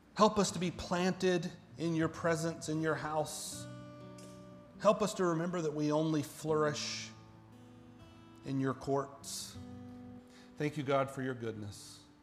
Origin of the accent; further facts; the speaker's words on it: Central Florida, United States; now in Kansas, United States; I grew up in Central Florida